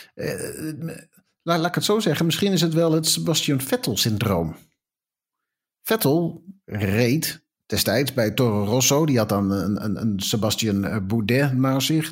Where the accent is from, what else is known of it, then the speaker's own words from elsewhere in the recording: Netherlands; we zijn toch Nederlanders